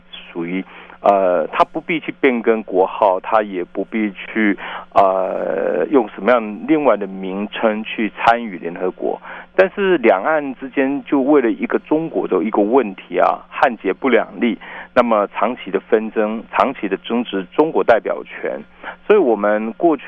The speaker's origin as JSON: {"language": "Chinese", "country": "Taiwan", "said": "我们说我们来自台湾没有错。"}